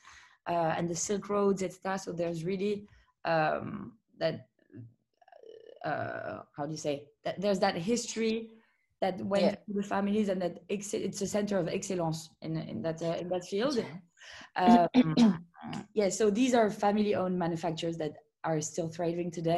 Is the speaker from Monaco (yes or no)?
yes; Monaco; I grew up in Monaco